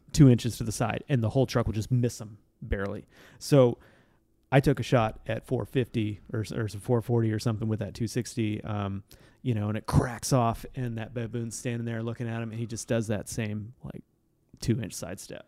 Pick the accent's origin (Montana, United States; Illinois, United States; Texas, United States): Montana, United States; I'm from Montana